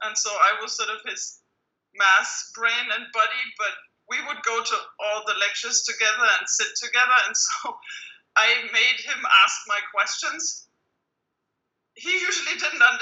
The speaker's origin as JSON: {"language": "English", "country": "Germany", "tie": "born or raised there", "also_born_or_lived": "London / Switzerland / California", "moved": "as an adult", "said": "math was not a thing that girls were supposed to do when I was growing up in Germany."}